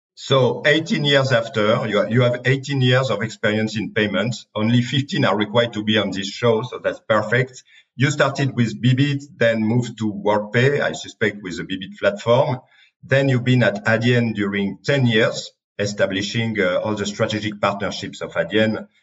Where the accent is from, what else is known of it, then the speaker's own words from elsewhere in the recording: France; accent: French; English is a second language; my French accent.